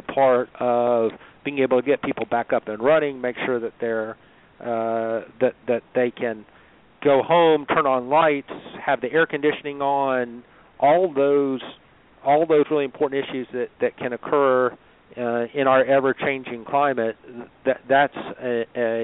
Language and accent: English; Chattanooga, Tennessee, United States; as a Chattanoogan